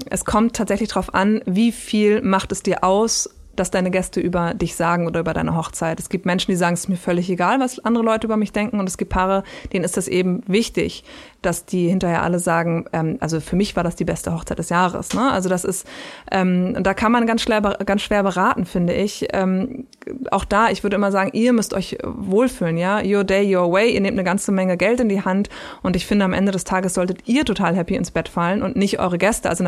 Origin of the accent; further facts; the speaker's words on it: Berlin, Germany; Ich Hoch bin Berlinerin, Currywurst natürlich.